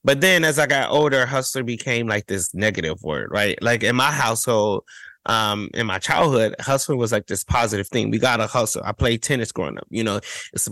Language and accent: English; Cleveland, Ohio, United States; as a queer kid, as a Black gay kid, right? Growing up in Cleveland, Ohio